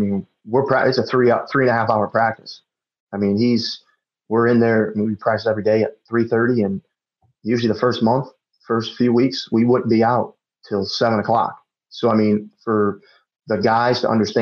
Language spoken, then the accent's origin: English; Chicago, Illinois, United States; moved away as an adult; also born or lived in Wayne, Nebraska; I grew up in Chicago my whole life, moving out to Wayne, Nebraska